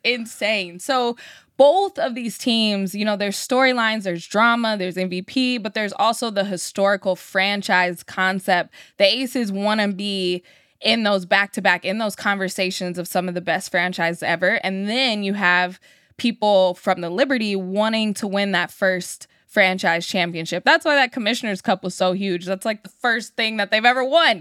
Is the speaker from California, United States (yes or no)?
yes; Sacramento, California, United States; being a young kid growing up in Sacramento with the Sacramento Monarchs